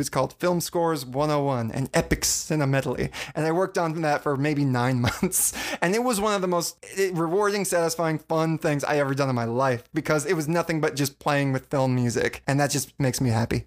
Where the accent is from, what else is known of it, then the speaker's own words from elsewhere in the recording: Virginia, United States; now in Los Angeles, United States; I grew up in Virginia and I moved out here coast to coast